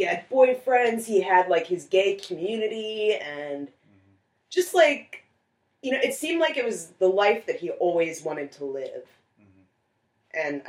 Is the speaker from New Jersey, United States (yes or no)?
yes; New Jersey, United States; I am from Jersey. Oh. They just moved to Tennessee a while ago, but we all met up in New Jersey. My sister still lives there.